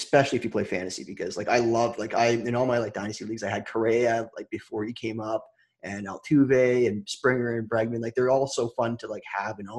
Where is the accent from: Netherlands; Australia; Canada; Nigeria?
Canada; Toronto, Ontario; I'm from Toronto